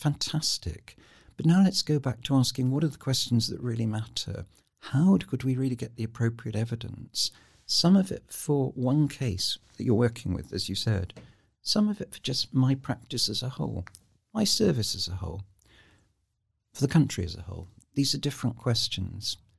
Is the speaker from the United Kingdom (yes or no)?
yes; United Kingdom; I am such a Brit, um, but an ambivalent Brit